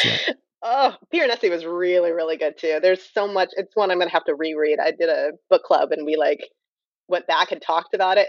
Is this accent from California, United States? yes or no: yes; Napa County, California, United States; I'm from Napa County